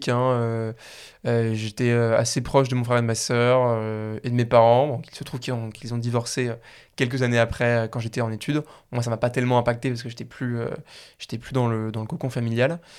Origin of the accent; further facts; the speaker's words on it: Paris, Île-de-France, France; moved away as an adult; also born or lived in Suresnes / Lausanne; j'ai grandi à Paris, ensuite je suis parti à Lausanne